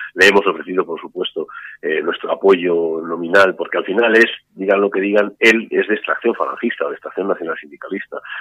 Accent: Spain

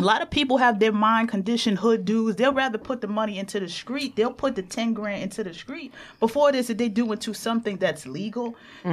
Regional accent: New York City, New York, United States; Me growing up in Jamaica, Queens

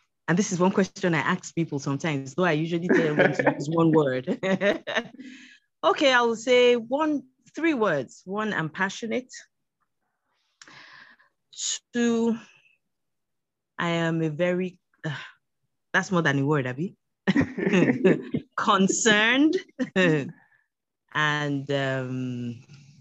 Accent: Lagos, Nigeria; also born or lived in Kogi State (Yagba West) / New Bussa / Ilorin; I'm from Kogi State, Yagba West. Both my parents are from Kogi. They're both late now. Basically started primary school here in Lagos

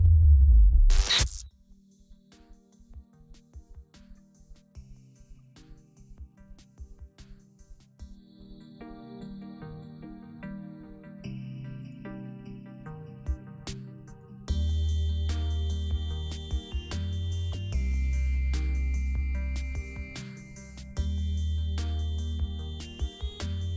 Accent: Tulsa, Oklahoma, United States; I'm from Tulsa

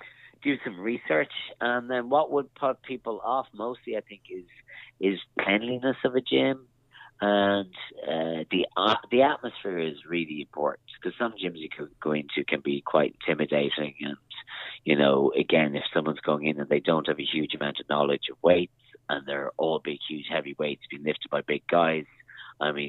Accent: Castlebar, Connacht, Ireland; moved away; also born or lived in Dublin; I'm originally from Castlebar in Mayo

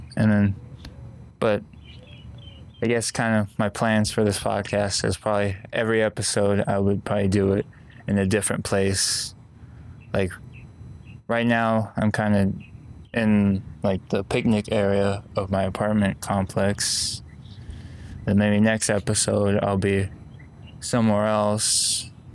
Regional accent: Las Vegas, Nevada, United States; also born or lived in Oceanside, California; my parents moved over here to Vegas and then kind of grew up here.

